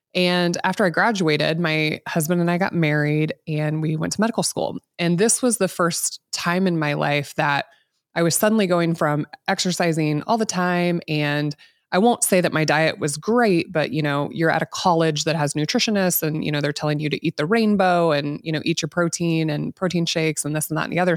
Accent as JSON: {"language": "English", "region": "Midwest", "country": "United States", "tie": "born or raised there", "said": "I grew up here in the Midwest, eighties and nineties"}